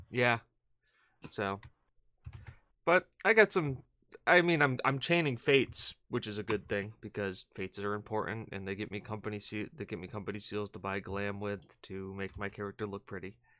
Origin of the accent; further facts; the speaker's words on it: New England, United States; I'm from New England